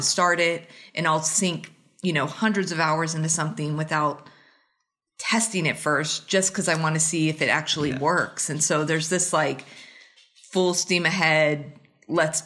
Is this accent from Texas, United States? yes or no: yes; Plano, Texas, United States; moved away as an adult; also born or lived in Kansas City / Massachusetts / Ohio / Cincinnati; now in Arizona, United States; I grew up in Plano, Texas, which is a suburb of Dallas, Texas